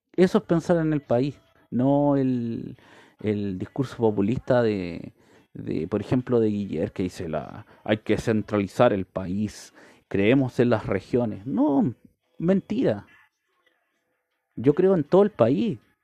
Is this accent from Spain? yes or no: no; Chile